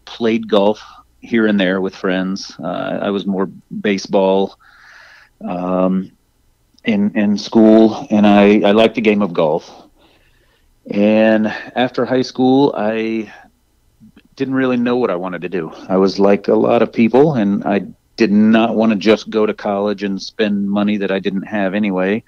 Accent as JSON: {"language": "English", "town": "Arcadia", "region": "Florida", "country": "United States", "tie": "born or raised there", "said": "my hometown, Arcadia, Florida, which not many people have heard"}